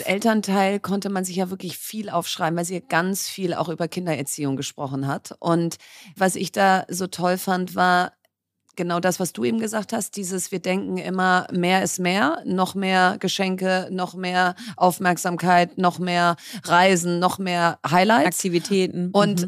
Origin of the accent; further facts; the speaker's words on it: Berlin, Germany; ich bin Berlinerin